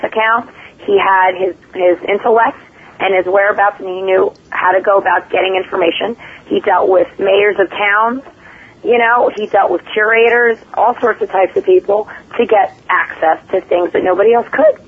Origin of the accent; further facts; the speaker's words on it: New York City, New York, United States; I grew up, going to the nightclubs and partying out in Manhattan